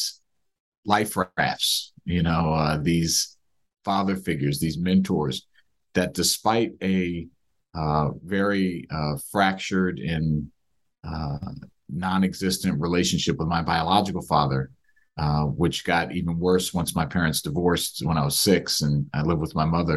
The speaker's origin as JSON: {"language": "English", "town": "Silver Spring", "region": "Maryland", "country": "United States", "tie": "born or raised there", "said": "I grew up in the Silver Spring area, which is where much of this book is based, Silver Spring, Maryland, right outside of DC"}